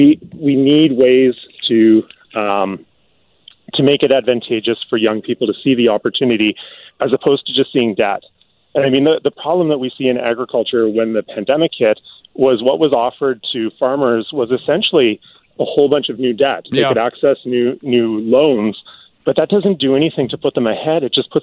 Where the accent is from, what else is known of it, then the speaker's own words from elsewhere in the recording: British Columbia, Canada; the better access that we have to that as British Columbians and as Canadians in general.